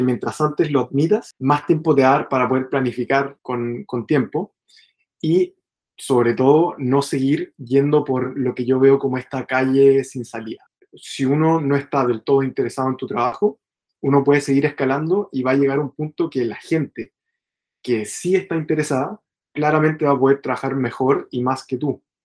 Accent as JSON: {"language": "Spanish", "country": "Chile", "moved": "as an adult", "said": "yo soy chileno."}